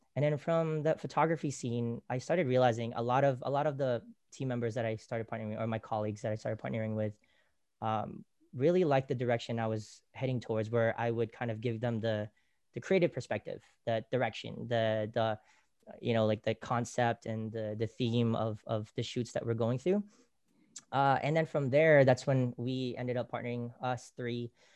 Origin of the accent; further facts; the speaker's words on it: Bay Area, California, United States; moved away as an adult; also born or lived in Philippines; now in Los Angeles, United States; living in the Bay Area, growing up in the Bay Area, we love the culture